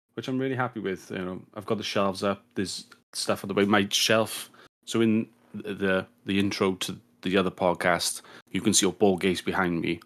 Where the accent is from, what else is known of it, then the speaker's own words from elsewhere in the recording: United Kingdom; as a Brit